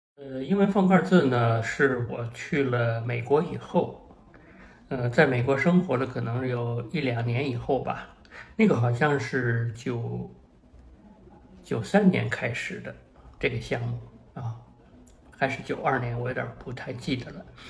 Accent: Beijing, China; 我在北京大学的校园里长大，所以呢，周围呢，它是那样一种知识分子成堆的这么一个环境啊。虽然我父母他们不是一个成功的知识分子，但是呢，比如说我母亲在北大图书馆学系工作

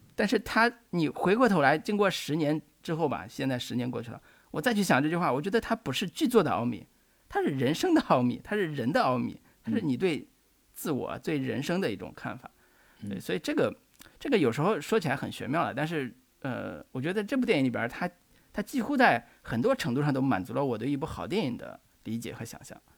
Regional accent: China; 我们中国人

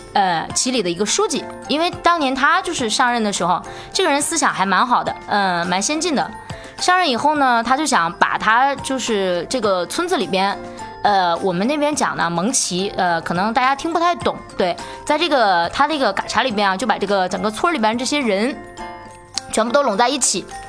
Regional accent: Hulunbuir, Inner Mongolia, China; also born or lived in Horqin grassland, Inner Mongolia; 来自内蒙古。我是生在科尔沁草原，长在呼伦贝尔草原的一个汉族姑娘

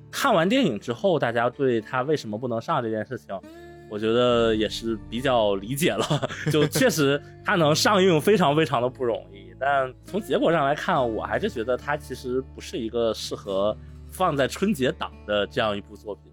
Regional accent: Suqian, Jiangsu, China; now in Hangzhou, China; 我回我老家江苏的一个算是小县城吧，宿迁下面的一个县城

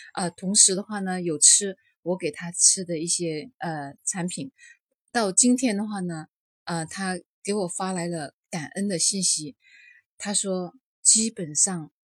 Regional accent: Liuzhou, Guangxi, China; 我是来自广西柳州的

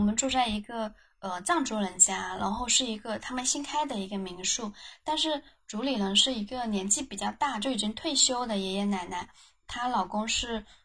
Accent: Guangdong, China; now in Beijing, China; 我是广东人，然后现在在北京，我原来从事的行业是互联网，呃，主要是做跨境支付产品经理

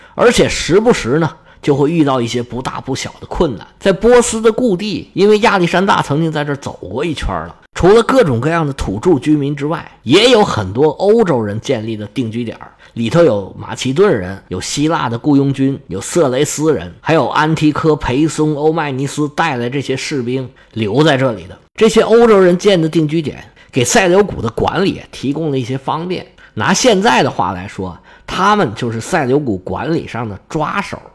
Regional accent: China; 我们中国人

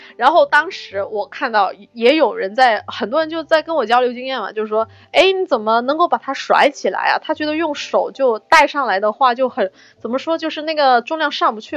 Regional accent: China; 我们中国人

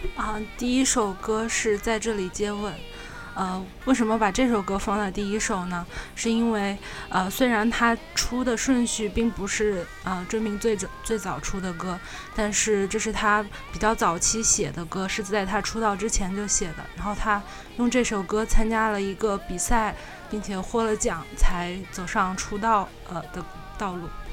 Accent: Wuhan, Hubei, China; 我来自武汉

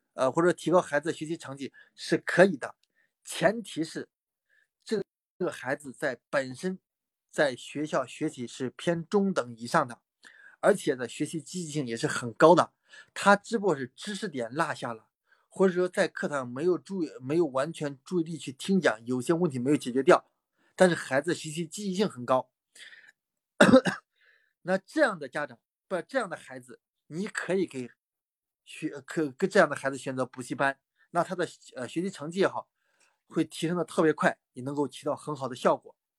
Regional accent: Pingdingshan, Henan, China; 我老家是河南啊，河南平陵山的

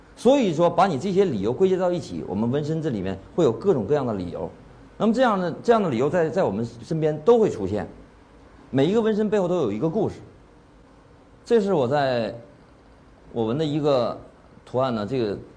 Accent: China; 我是中国人

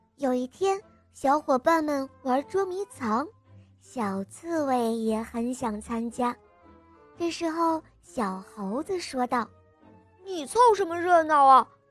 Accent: Ningbo, Zhejiang, China; 我今年六岁了，我来自宁波

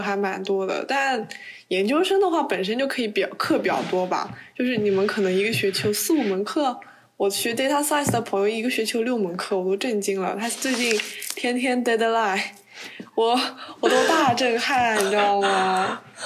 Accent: China; moved away; 只有我一个中国人

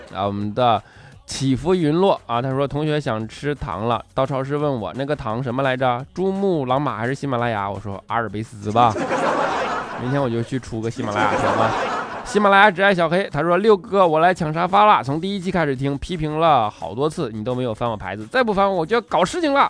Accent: China; 我们中国人

